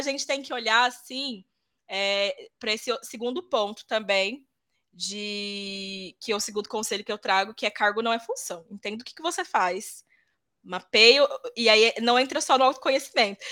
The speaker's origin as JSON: {"language": "Portuguese", "region": "Mato Grosso do Sul", "country": "Brazil", "tie": "born or raised there", "also_born_or_lived": "interior of São Paulo state", "moved": "yes", "lives_now": "São Paulo, Brazil", "said": "Nasci no interior de São Paulo, mas eu sempre digo que sou Legal. Mato Grossense porque fui lá que eu fui criada."}